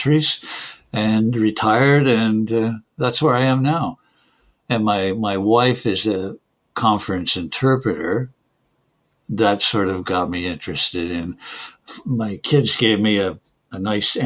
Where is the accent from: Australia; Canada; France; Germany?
Canada; first language English; moved away; English is my mother tongue, of course. I came from Canada